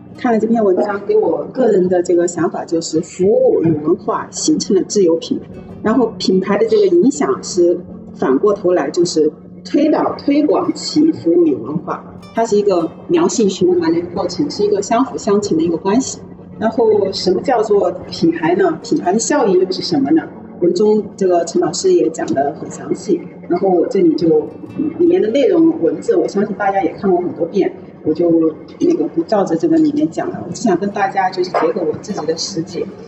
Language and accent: Chinese; southern China, China; also born or lived in Shanghai; 我们都是南方人